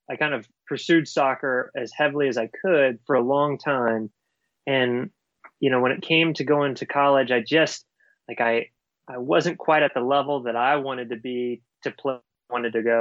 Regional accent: Orange County, Virginia, United States; I grew up in rural Virginia, so a really small county, Orange, Virginia

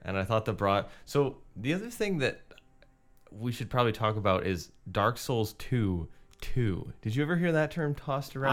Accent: United States; as an American raised in a Christian household

